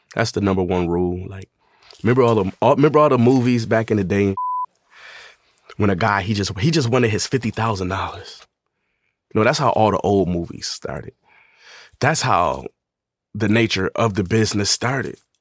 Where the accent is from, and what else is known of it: Buffalo, New York, United States; born or raised there; also born or lived in Atlanta, Georgia